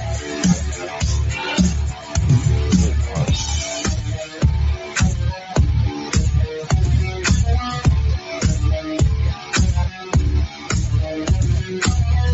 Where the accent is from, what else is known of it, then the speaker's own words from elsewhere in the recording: New York City, New York, United States; I grew up in New York, so I was around many accents